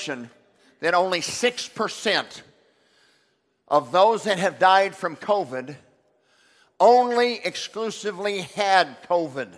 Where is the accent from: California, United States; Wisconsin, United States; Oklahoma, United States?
Oklahoma, United States; now in Texas, United States; I'm from Oklahoma